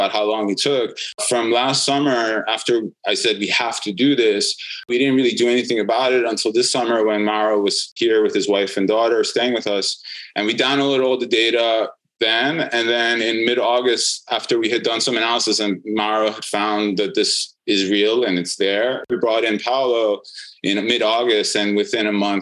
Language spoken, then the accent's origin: English; New York, United States; moved away as an adult; my hometown in New York